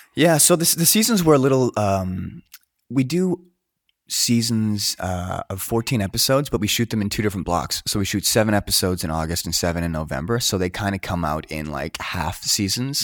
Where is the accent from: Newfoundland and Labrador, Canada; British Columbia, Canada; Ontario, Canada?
British Columbia, Canada; Coquitlam; I grew up in Coquitlam